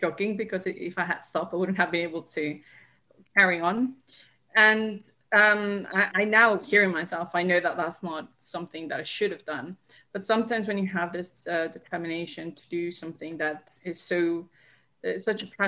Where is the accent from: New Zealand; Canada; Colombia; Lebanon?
Colombia; moved away; I'm originally from Colombia, so I started playing the streets of Colombia with my older brother